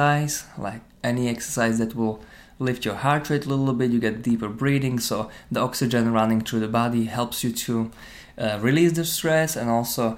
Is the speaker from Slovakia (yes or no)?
yes; Slovakia; moved away as an adult; also born or lived in Ireland; now in Dublin, Ireland; I came from Slovakia, I was born in Slovakia, living in Ireland for around 11 years